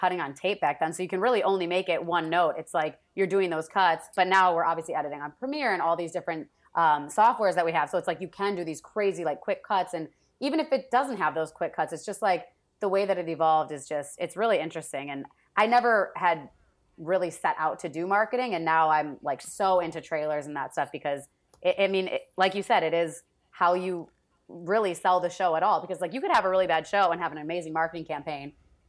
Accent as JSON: {"language": "English", "region": "Wisconsin", "country": "United States", "said": "So, yeah, I moved from Wisconsin, took an internship at ABC, and then literally just stayed there ever since"}